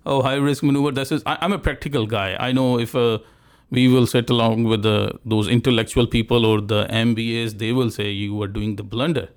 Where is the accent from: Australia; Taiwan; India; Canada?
India; moved away; I'm from India